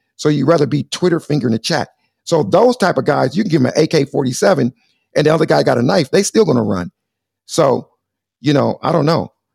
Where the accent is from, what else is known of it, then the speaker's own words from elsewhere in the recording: Compton, California, United States; also born or lived in Los Angeles; I'm from beautiful sunny, sunny Southern California